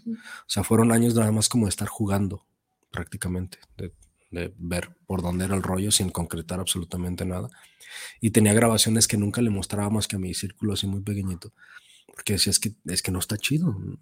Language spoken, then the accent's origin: Spanish; Mexico